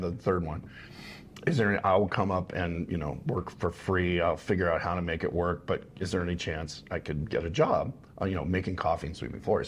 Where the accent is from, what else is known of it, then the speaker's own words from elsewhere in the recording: Los Angeles, California, United States; my street that I grew up on in Van Nuys